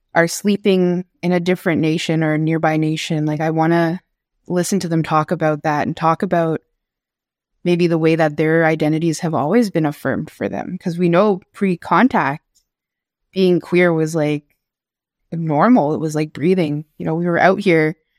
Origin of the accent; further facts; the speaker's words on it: Chisasibi, Quebec, Canada; also born or lived in Kitigan Zibi, Quebec; I grew up in Cree territory, like, here in Chesapeake